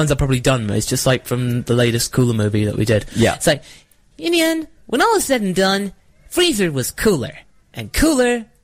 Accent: United Kingdom; accent: British

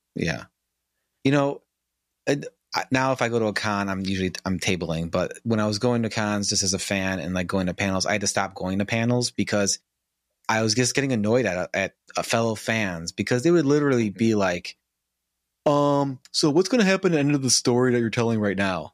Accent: Chicago, Illinois, United States; I live in northern Illinois now, I grew up in Chicago

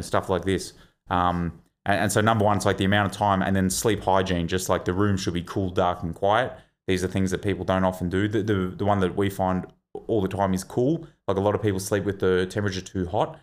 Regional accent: Victoria, Australia; I'm from Victoria

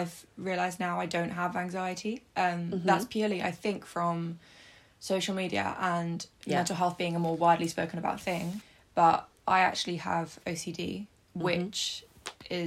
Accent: Eastbourne, South East England, United Kingdom; I'm from Eastbourne, which is south of England

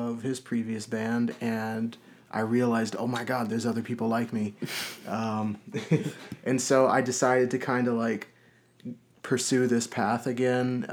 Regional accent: Chicago, Illinois, United States; moved away; I am from Chicago, Illinois, originally.

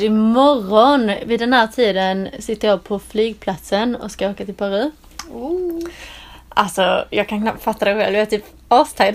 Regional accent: southern Skåne, Sweden; moved away as an adult; now in England; Det där jag kommer från nere i södra Skåne, det är liksom platt som en pannkaka.

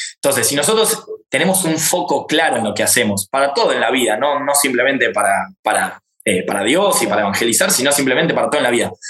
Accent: Argentina; Yo soy argentino

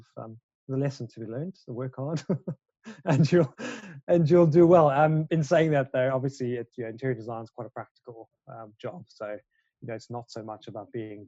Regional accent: South Africa; now in London, United Kingdom; I am a South African-born interior designer living and working in London.

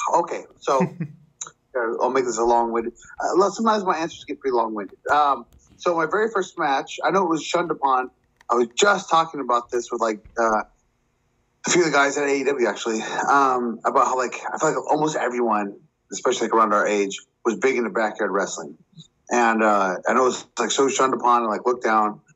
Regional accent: Chico, California, United States; Northern California, up in Chico, where I'm from, my hometown

